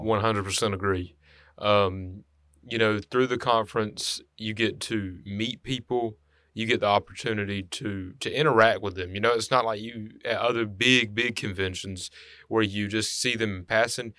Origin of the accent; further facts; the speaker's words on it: Henry County, Alabama, United States; I'm from Henry County